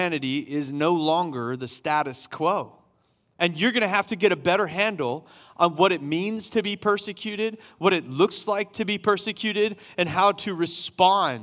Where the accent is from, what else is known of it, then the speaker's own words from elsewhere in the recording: Summerville, South Carolina, United States; I grew up in Somerville, South Carolina, in a Baptist church